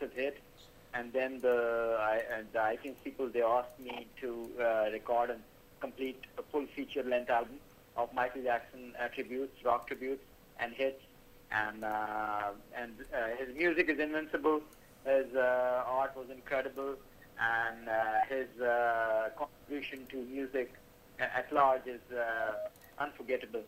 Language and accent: English; Karachi, Sindh, Pakistan; I'm from Karachi, Pakistan.